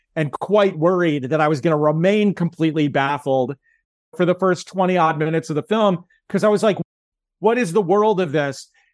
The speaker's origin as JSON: {"language": "English", "country": "United States", "said": "as an American"}